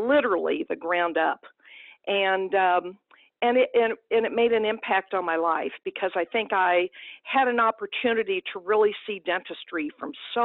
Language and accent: English; Perryville, Missouri, United States; I grew up in a small town in southeast Missouri, and town of about 5,000, Perryville, Missouri, was my hometown.